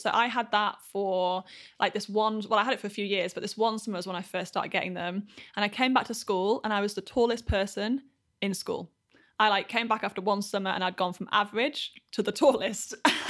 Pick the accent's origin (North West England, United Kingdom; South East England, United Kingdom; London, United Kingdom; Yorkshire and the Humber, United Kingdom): Yorkshire and the Humber, United Kingdom; Grew up in Yorkshire. So the north of England.